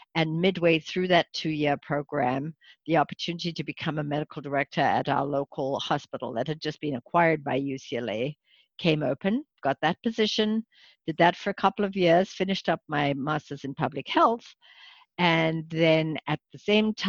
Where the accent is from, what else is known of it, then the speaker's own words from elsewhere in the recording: South Africa; moved away as an adult; also born or lived in Santa Monica, California; now in United States; I probably wasn't born in this country. In fact, I was. I was born in South Africa, came here as a young physician